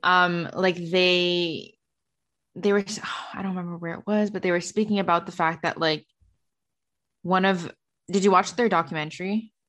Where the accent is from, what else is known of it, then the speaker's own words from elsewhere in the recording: Canada; work and make money in the states as a Canadian